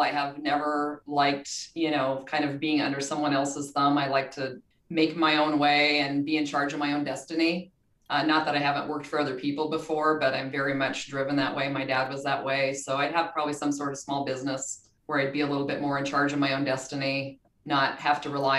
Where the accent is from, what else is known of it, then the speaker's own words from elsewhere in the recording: Montana, United States; I'm from Montana, so big outdoor person